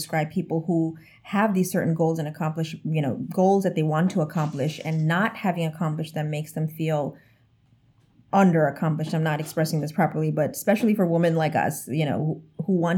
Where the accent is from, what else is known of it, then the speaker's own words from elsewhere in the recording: New York City, New York, United States; moved away as an adult; now in Florida, United States; when I was growing up, I thought New York City was the world.